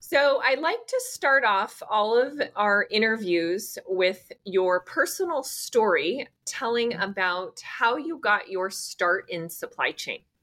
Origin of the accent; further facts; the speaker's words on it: the Bay Area, California, United States; moved away as an adult; now in Austin, United States; I was born and raised in the Bay Area and lived in California for most of my life. I moved to Austin